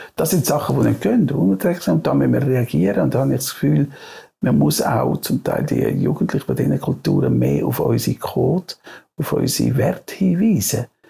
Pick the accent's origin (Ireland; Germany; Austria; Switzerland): Switzerland